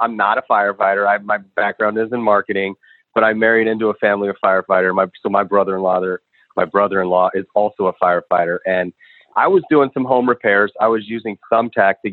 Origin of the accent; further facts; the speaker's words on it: Chicago, Illinois, United States; I'm from Chicago originally.